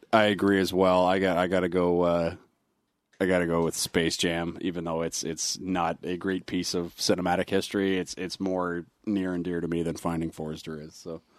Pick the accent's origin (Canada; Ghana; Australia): Canada; as a basketball fan growing up in Canada